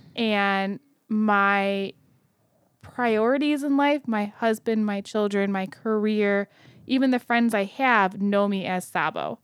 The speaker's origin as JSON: {"language": "English", "region": "Kentucky", "country": "United States", "tie": "born or raised there", "said": "I was born in Kentucky"}